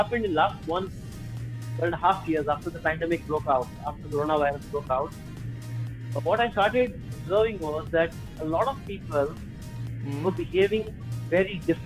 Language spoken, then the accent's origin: English; India; moved away as an adult; also born or lived in Dehradun, India / Mumbai, India; now in Manila, Philippines; I am an Indian, and I was mostly in my childhood, I was raised in Dehradun and Mumbai.